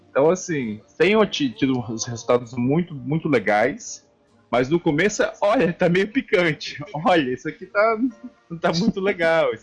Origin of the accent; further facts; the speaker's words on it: Espírito Santo, Brazil; now in Portugal; eu sou capixaba